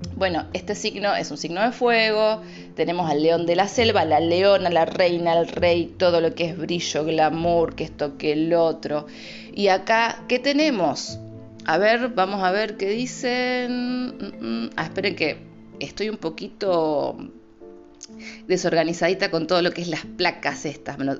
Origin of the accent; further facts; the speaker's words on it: Rosario, Santa Fe, Argentina; soy de Rosario